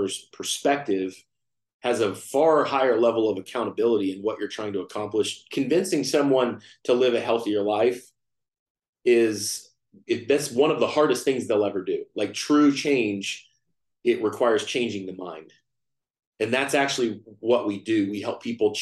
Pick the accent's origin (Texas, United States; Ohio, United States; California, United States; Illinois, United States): Texas, United States; Fort Worth; now in Austin, United States; I'm from Texas. I live in Austin, Texas. I grew up in Fort Worth, Texas